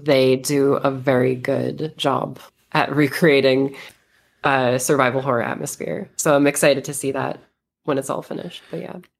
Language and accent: English; United States; now in Las Vegas, United States; I am American. I live in Vegas.